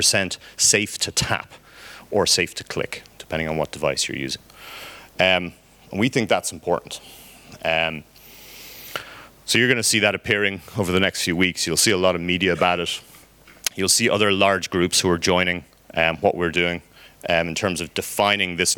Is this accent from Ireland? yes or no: yes; Ireland; I'm Irish